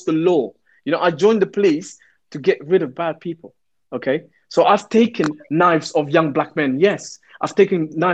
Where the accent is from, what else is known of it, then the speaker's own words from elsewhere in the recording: London, United Kingdom; I'm a Londoner, I'm going to, you know, I'm from the Somali community